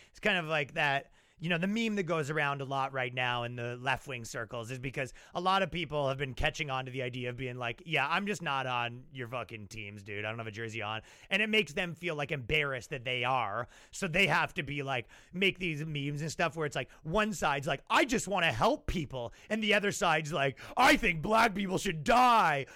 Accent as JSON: {"language": "English", "town": "Ajax", "region": "Ontario", "country": "Canada", "tie": "born or raised there", "said": "when I was growing up in Ajax, Ontario, Canada"}